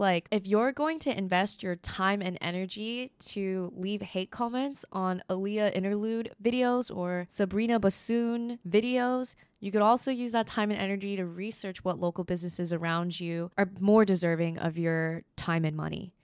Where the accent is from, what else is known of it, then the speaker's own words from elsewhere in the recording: United States; as an American